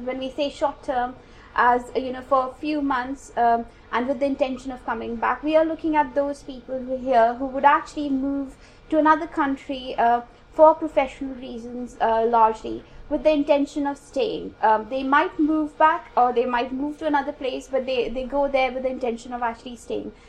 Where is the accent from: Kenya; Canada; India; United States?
India; now in United Kingdom; I come from India